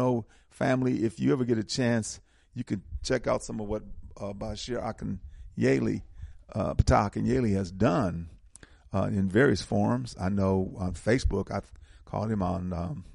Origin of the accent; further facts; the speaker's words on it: Milwaukee, Wisconsin, United States; I'm from Milwaukee